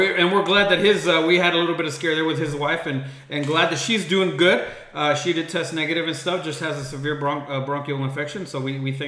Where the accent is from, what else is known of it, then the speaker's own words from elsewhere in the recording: Andrews, Texas, United States; I came from Andrews, Texas, 1981. I was born.